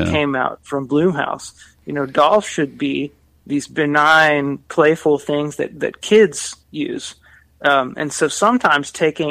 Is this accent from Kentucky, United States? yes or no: yes; Kentucky, United States; I come from Kentucky, so rural America, small town America, grew up around a lot of cornfields